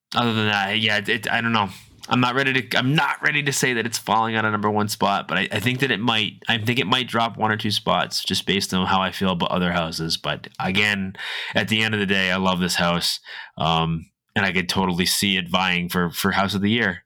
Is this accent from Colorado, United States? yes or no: no; Massachusetts, United States; I'm from New England. I'm from Massachusetts.